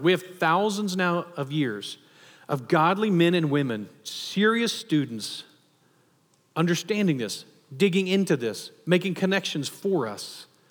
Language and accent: English; Texas, United States; especially as a Texan